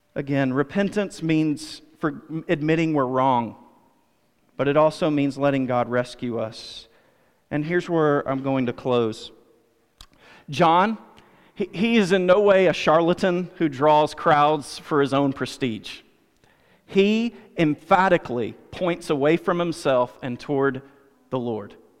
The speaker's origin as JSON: {"language": "English", "country": "United States", "said": "I'm an American"}